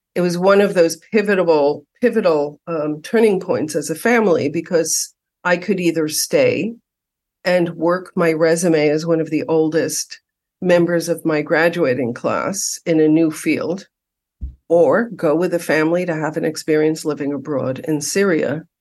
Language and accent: English; New York City, New York, United States; now in Los Angeles, United States; having been born and raised in New York City